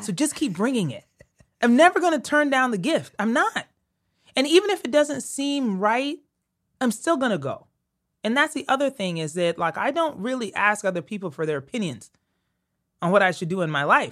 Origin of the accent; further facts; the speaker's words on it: Colorado, United States; moved away as an adult; also born or lived in Connecticut / New York City; I was from Colorado.